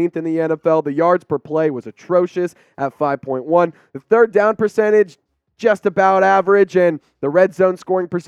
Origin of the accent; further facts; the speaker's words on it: Dallas, Texas, United States; I grew up in Dallas